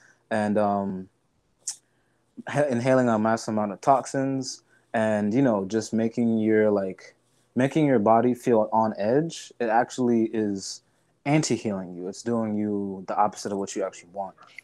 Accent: United States; being a young person growing up in America

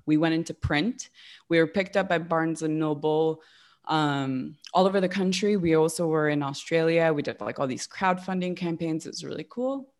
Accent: West Hollywood, California, United States; moved away as an adult; also born or lived in upstate New York; I grew up in West Hollywood

